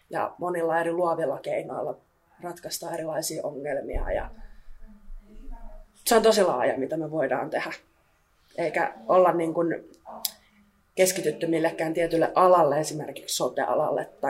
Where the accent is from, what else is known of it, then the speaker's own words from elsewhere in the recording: Lahti, Päijät-Häme, Finland; moved away as an adult; now in Kouvola, Finland; mä oon 22-vuotias ja mä oon kotoisin Lahdesta.